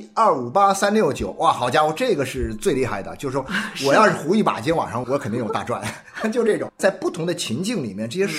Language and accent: Chinese; Guangdong, China; 我会觉得是南方人呢，特别是我们广东人